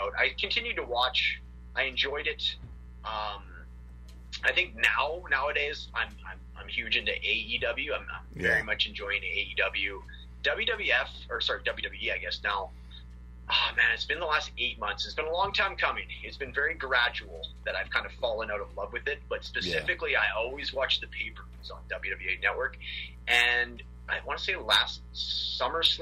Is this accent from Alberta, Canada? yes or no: no; Prince George, British Columbia, Canada; I'm from Prince George, British Columbia, Canada